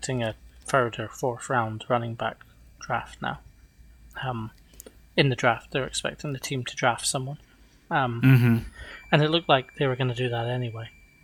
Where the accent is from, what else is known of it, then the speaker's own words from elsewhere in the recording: Scotland, United Kingdom; we're Scottish and we're similar ages to people like Scott